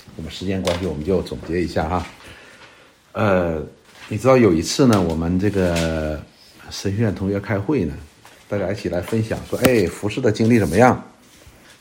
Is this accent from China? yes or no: yes; China; 就是我们中国人的两个成语